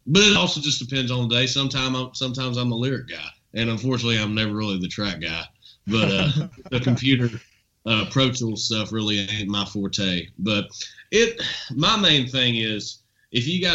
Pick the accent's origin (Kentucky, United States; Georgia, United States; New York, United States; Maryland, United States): Kentucky, United States; Nicholasville; also born or lived in Lexington, Kentucky; where I was raised